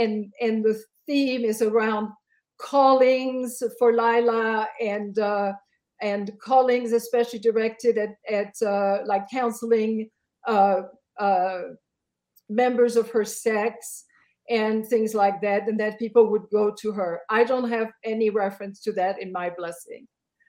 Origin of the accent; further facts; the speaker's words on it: Belgium; Now I'm from Belgium and I was a convert. I had just turned 17.